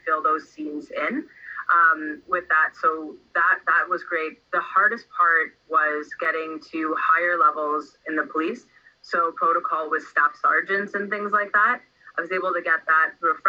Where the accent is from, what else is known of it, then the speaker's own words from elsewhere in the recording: Toronto, Ontario, Canada; And I grew up in Toronto, so I'm from Toronto, and I spent the majority of my life there